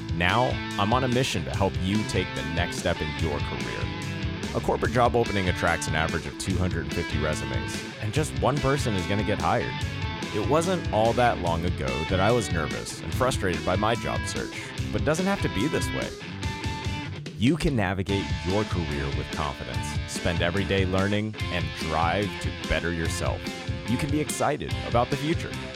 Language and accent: English; Orange County, California, United States; growing up in Orange County, California, seeing strawberry fields every summer